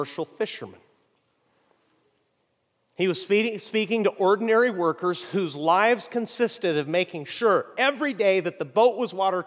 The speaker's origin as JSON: {"language": "English", "country": "Mexico", "tie": "born or raised there", "moved": "yes", "said": "I grew up in Mexico"}